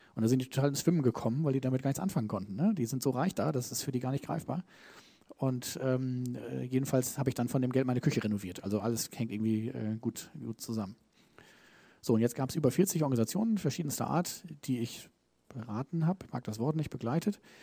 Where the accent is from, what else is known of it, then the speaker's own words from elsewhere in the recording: Germany; ich bin Deutscher, ne, wir Deutschen